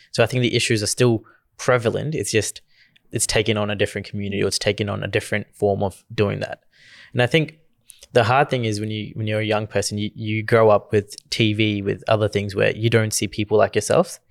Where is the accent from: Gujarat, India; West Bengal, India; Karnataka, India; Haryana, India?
Gujarat, India; accent: Indian; now in Australia; growing up in India